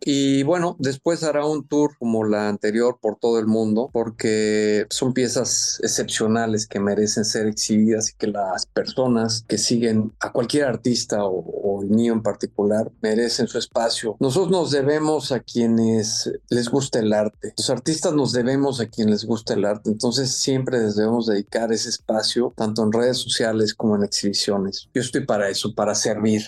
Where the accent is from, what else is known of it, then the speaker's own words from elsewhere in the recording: Mexico; soy mexicano y soy orgullosamente mexicano